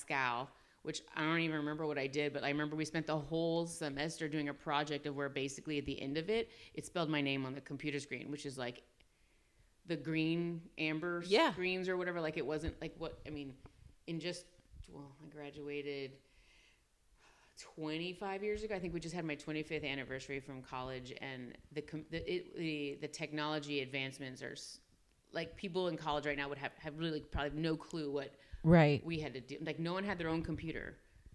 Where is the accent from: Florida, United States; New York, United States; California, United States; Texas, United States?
Florida, United States; Tampa; also born or lived in Pensacola, Florida; now in Corpus Christi, United States; I grew up in Tampa, Florida. I was born in Pensacola